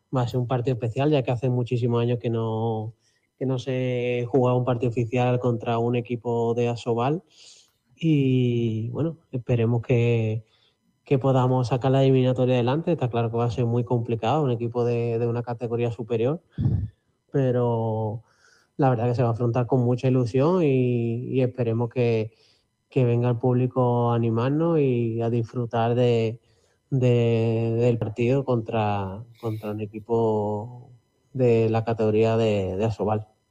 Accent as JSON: {"language": "Spanish", "town": "Santa Cruz de Tenerife", "region": "Canary Islands", "country": "Spain", "tie": "born or raised there", "said": "yo soy chicharrero para toda la vida, he nacido aquí"}